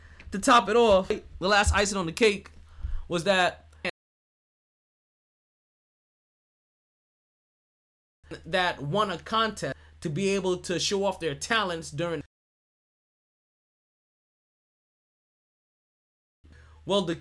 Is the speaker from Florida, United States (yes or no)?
yes; South Florida, United States; I'm from South Florida.